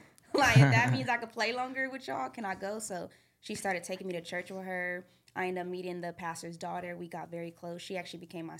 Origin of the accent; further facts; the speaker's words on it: Redondo Beach, California, United States; also born or lived in Duarte, California; I was born out there, and then when I was about like 5, I moved out here. And I grew up in this neighborhood, Redondo, where I stay now.